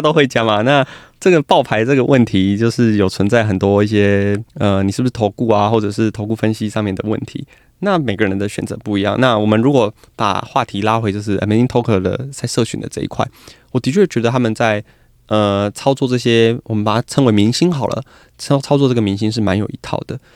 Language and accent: Chinese; Kaohsiung, Taiwan; 我是高雄人